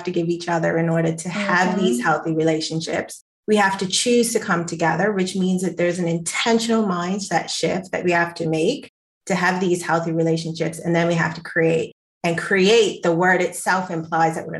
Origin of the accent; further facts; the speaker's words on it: Bermuda; I'm from the island of Bermuda